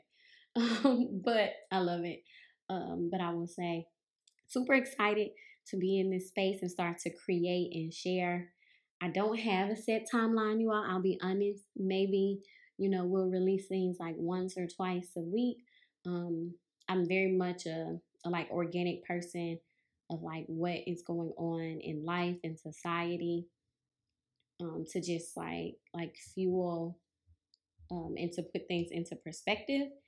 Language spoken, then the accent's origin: English; Mississippi, United States; moved away as an adult; also born or lived in New Orleans, Louisiana / Memphis, Tennessee; I was born and raised in Mississippi